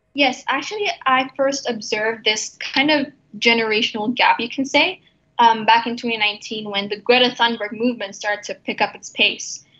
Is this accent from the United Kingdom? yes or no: no; Jakarta, Indonesia; now in Abu Dhabi, United Arab Emirates; I come from Indonesia, and the place where I'm from, Jakarta, which is the capital city